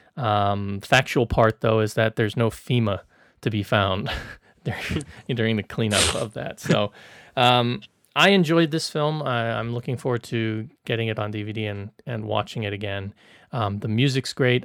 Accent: the South, United States; I'm from the South

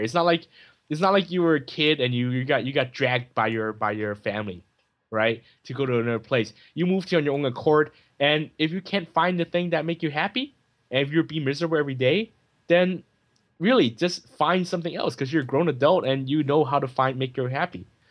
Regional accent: United States; moved away as an adult; also born or lived in Japan; now in Hong Kong; I was here and then I was in America. I grew up in America

